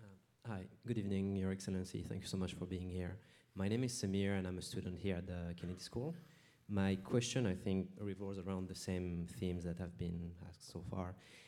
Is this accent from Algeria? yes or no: yes; Algeria; now in United States; my home country, Algeria